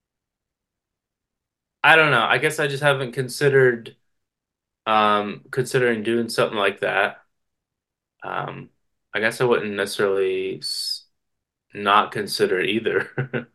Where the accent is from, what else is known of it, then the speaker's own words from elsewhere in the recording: West Virginia, United States; I come from West Virginia